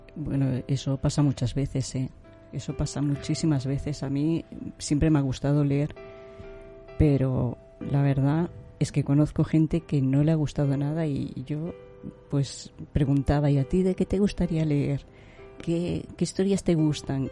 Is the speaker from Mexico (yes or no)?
no; Granada, Andalusia, Spain; moved away